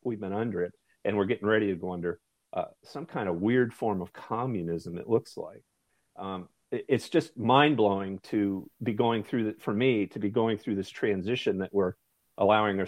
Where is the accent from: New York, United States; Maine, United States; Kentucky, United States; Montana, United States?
Maine, United States; I'm from Maine.